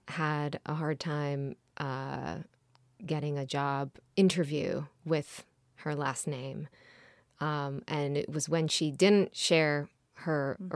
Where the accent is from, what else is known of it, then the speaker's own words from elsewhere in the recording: Israel; first language Hebrew; English is a second language; moved away as an adult; now in Los Angeles, United States; I was born and raised in Israel.